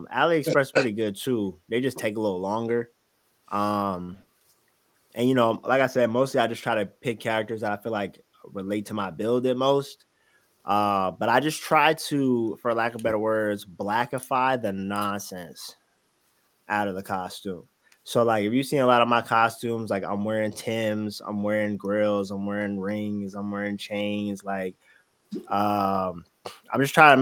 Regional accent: New Jersey, United States; I'm from Jersey

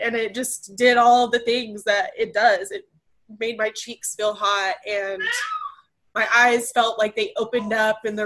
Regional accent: Abilene, Texas, United States; also born or lived in Amarillo, Texas; we're from Abilene, Texas, and then we ended up living in the same city of Amarillo, Texas

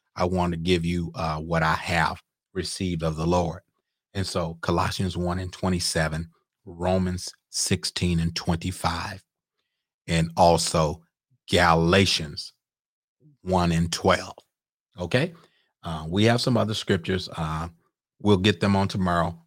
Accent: Mississippi, United States; I'm a old Southern boy. I'm from Mississippi

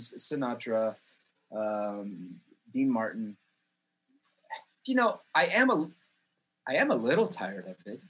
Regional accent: Jerusalem, Jerusalem District, Israel; also born or lived in Canada; now in Poland; I'm Canadian. I was born there. I moved to Israel when I was 4 years old. And I actually grew up on a street called Bethlehem Road in Jerusalem.

